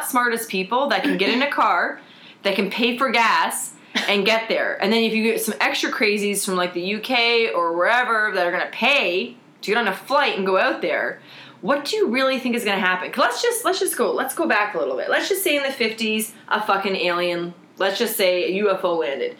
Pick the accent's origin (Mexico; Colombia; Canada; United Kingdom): Canada; East Coast; now in Toronto, Canada; I'm from the East Coast.